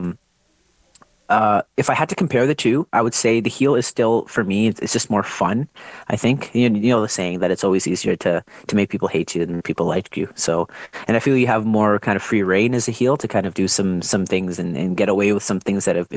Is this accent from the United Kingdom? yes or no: no; Ontario, Canada; now in Alberta, Canada; I'm originally from Ontario as well.